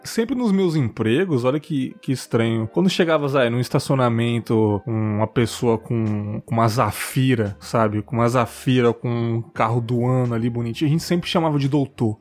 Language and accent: Portuguese; São Paulo, Brazil; de mim e do Leandro, que somos paulistanos